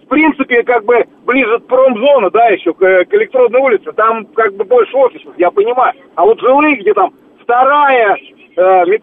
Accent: Moscow, Russia; я коренной москвич, да, там, там

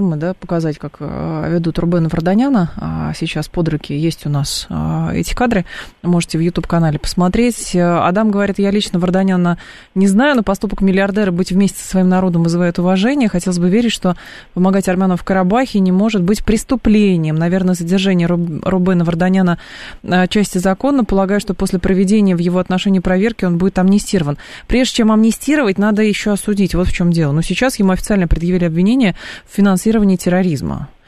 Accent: Rostov-on-Don, Rostov Oblast, Russia; Я вырос в Ростове

